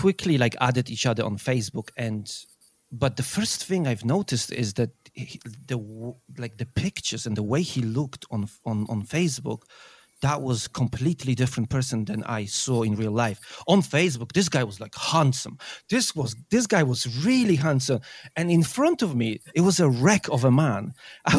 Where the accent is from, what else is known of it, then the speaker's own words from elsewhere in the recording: Poland; moved away as an adult; now in United Kingdom; I moved from Poland to UK when I was 18.